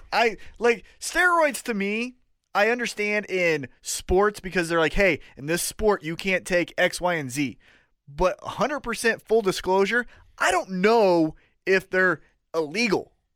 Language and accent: English; Kansas City, United States; we're from Kansas City